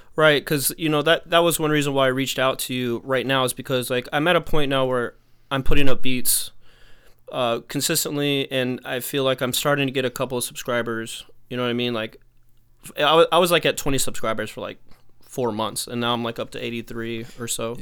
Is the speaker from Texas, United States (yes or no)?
yes; Texas, United States; now in New York, United States; I'm from Texas originally. I've been in New York for a minute, but I'm from Texas originally